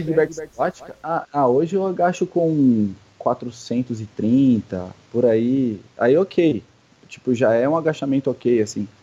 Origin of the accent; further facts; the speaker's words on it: São Paulo, Brazil; now in Indaiatuba, Brazil; eu sou de São Paulo